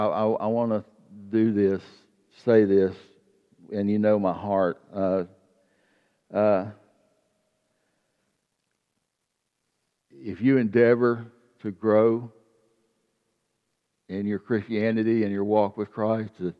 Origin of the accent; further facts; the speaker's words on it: South Georgia, United States; I grew up in South Georgia in a farming community